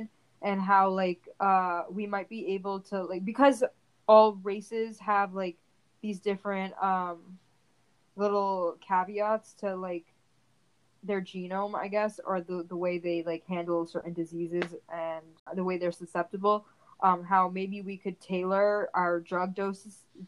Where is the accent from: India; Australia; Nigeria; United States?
India; Being Indian